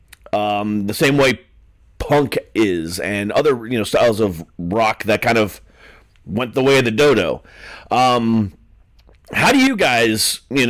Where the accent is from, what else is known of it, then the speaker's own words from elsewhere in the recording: Ohio, United States; I'm from Ohio